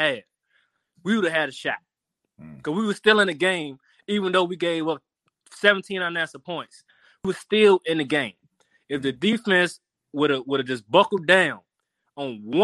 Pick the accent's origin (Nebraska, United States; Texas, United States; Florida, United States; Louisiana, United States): Louisiana, United States; New Orleans; I'm from New Orleans.